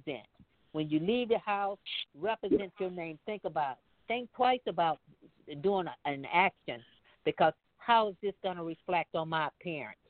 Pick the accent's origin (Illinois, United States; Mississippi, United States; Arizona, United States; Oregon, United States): Mississippi, United States; moved away; I come from Mississippi, and I was just there when we buried my brother.